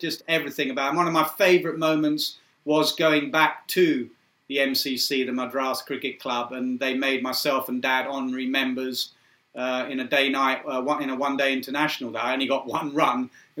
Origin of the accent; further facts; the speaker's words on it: England, United Kingdom; I just saw myself as English and enjoyed growing up in this multicultural society, mixed race, so many different backgrounds